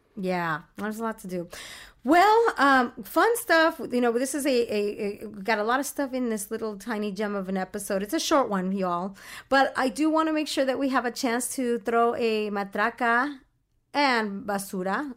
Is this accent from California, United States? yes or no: yes; Orange County, California, United States; I grew up in Orange County